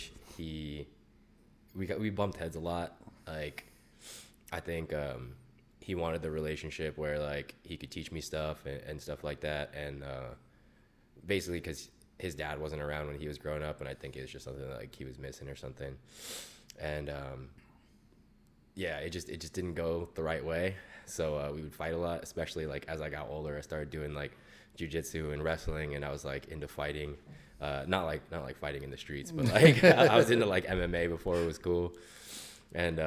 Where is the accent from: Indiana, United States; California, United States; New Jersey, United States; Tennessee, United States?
California, United States; Foster City; I grew up in the Bay Area. So I'm from San Mateo. Specifically, I grew up in Foster City for the first like 18 years of my life.